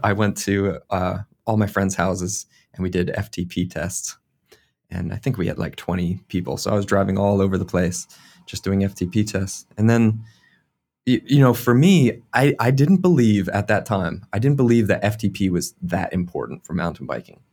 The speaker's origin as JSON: {"language": "English", "region": "Eastern United States", "country": "United States", "tie": "born or raised there", "moved": "as an adult", "lives_now": "New Zealand", "said": "where I grew up on the Eastern U S"}